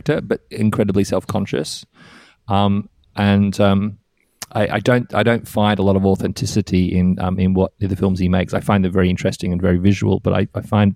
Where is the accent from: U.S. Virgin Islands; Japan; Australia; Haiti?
Australia; moved away; I grew up in Australia.